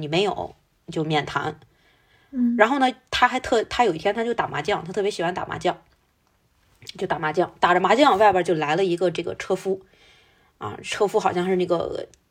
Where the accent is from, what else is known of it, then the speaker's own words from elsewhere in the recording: China; 我们中国人有一种说法叫法不容情